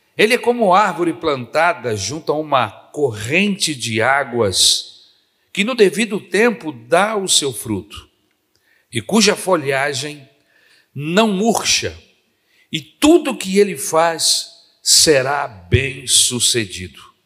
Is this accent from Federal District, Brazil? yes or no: yes; Brasília, Federal District, Brazil; now in Rio de Janeiro, Brazil; quando eu vinha de Brasília para casa dos meus tios aqui no Rio de Janeiro